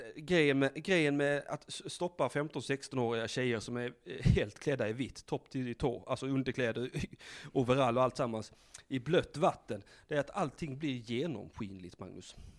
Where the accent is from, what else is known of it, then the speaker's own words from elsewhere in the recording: Blekinge, Sweden; moved away; Vi, vi är ju ursprungligen från Blekinge